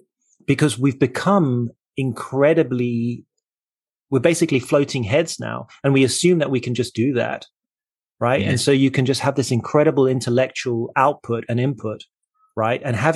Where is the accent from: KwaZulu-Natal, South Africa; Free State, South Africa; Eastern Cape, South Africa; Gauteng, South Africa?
Eastern Cape, South Africa; Port Elizabeth; moved away; I grew up in South Africa in Port Elizabeth near the coast.